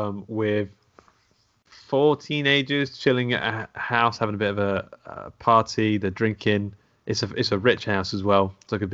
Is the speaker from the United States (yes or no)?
no; England, United Kingdom; born or raised there